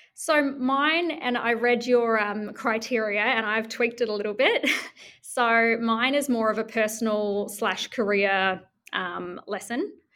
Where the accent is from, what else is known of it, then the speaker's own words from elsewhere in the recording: New Zealand; now in Melbourne, Australia; I'm from New Zealand